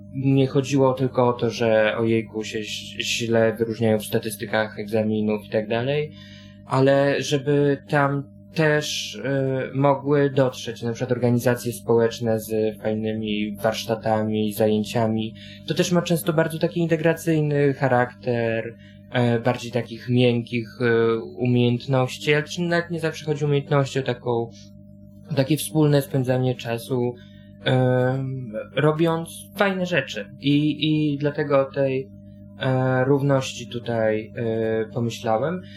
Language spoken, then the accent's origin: Polish; Warsaw, Masovian Voivodeship, Poland; chodziłem do szkoły na warszawskiej pracy, gdzie mieszkam od urodzenia